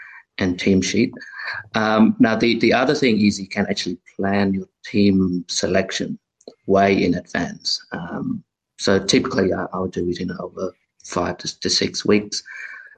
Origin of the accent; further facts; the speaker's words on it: Canberra, Australian Capital Territory, Australia; I'm from Canberra